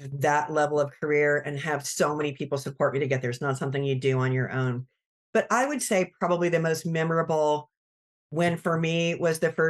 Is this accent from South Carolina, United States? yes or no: yes; Greenville, South Carolina, United States; I'm from Greenville, South Carolina. So that's kind of my stomping grounds out there